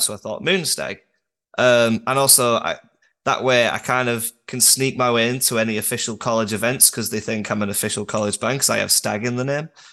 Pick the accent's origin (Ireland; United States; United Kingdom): United Kingdom; Durham, North East England; I'm from Northern Britain